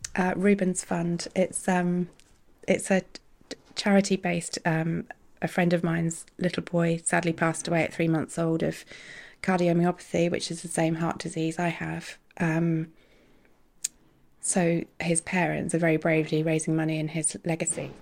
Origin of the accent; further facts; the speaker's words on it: New Zealand; moved away as an adult; now in Guernsey; I grew up in New Zealand